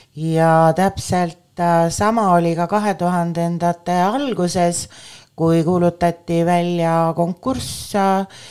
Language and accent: Estonian; Viljandi, Viljandi County, Estonia; also born or lived in Tallinn; kuigi ma olen sündinud Tallinnas, on minu esimesed mälestused skulptuurist seotud Viljandiga, äh, kus ma läksin äh, kuueaastaselt esimesse klassi